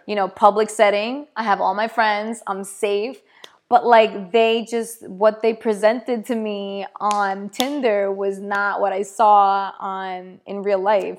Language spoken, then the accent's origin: English; East Coast, United States; moved away as an adult; now in Los Angeles, United States; we're all from the East Coast, so we just had that East Coast vibe right away